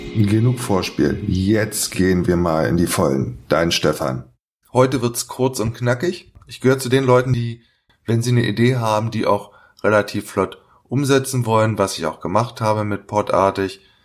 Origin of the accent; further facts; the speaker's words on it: Berlin, Germany; meine Heimatstadt Berlin